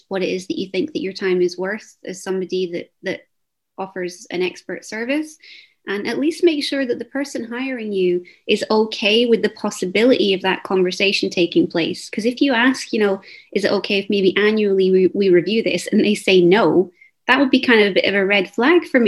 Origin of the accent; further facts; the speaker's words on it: Scotland, United Kingdom; I'm from Scotland.